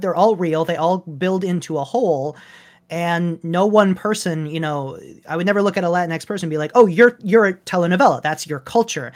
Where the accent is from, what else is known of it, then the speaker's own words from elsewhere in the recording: Michigan, United States; I grew up in Michigan